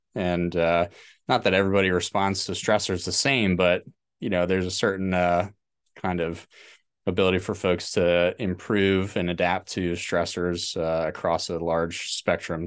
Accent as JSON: {"language": "English", "region": "New Jersey", "country": "United States", "tie": "born or raised there", "also_born_or_lived": "Pittsburgh, Pennsylvania", "moved": "as an adult", "said": "I was born in New Jersey."}